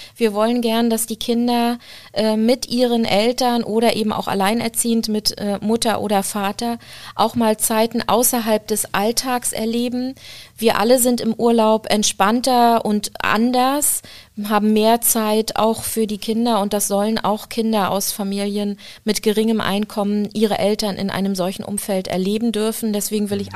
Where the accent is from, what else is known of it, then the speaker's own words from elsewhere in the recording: Rostock, Mecklenburg-Vorpommern, Germany; ich bin in Rostock groß geworden